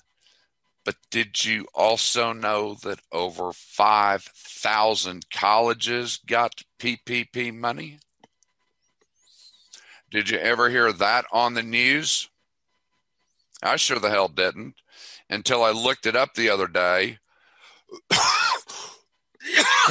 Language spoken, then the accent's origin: English; Tulsa, Oklahoma, United States; I grew up in Tulsa, so I know Oral Roberts